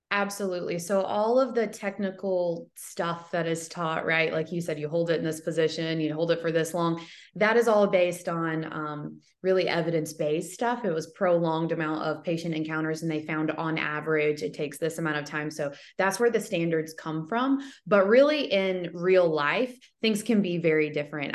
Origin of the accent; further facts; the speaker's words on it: Alabama, United States; also born or lived in Michigan; I am kind of from the area where the school is